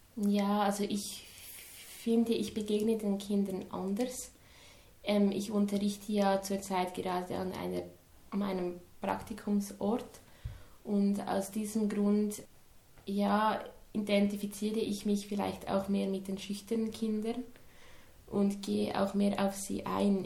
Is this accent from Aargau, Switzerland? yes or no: no; Dagmersellen, Lucerne, Switzerland; Ich komme aus Dagmersellen. Das ist in der Nähe von Luzern.